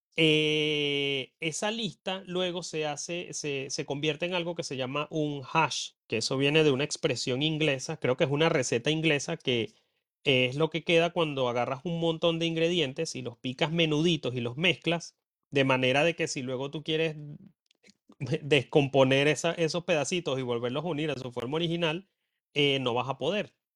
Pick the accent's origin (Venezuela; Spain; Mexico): Venezuela; moved away as an adult; now in Ireland; yo en Venezuela recuerdo que me sentía mal porque en mi pueblo no se reciclaba